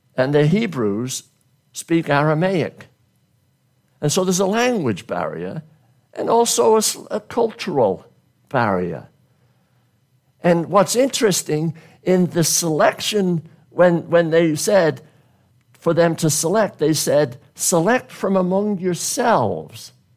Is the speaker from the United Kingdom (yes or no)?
yes; United Kingdom; now in United States; when I grew up in Great Britain, I grew up blue collar